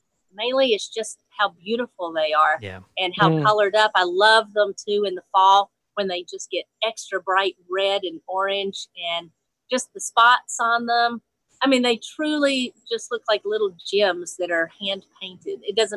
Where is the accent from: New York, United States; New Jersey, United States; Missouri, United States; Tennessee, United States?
Tennessee, United States; Nashville; And I said, yeah, I'm from Nashville.